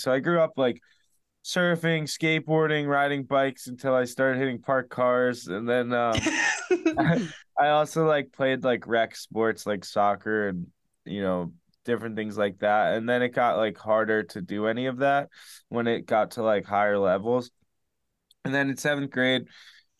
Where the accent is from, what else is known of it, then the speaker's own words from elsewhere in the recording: Spring Lake, New Jersey, United States; so I grew up in Spring Lake, New Jersey